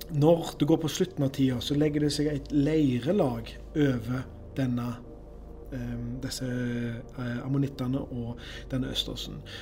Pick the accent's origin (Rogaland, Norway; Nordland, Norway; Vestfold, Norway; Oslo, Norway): Rogaland, Norway; Karmøy; moved away; var jeg hjemme på Karmøy